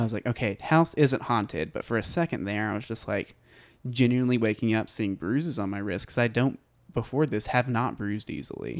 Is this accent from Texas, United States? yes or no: yes; Bonham, Texas, United States; I grew up in a tiny town called Bonham, Texas.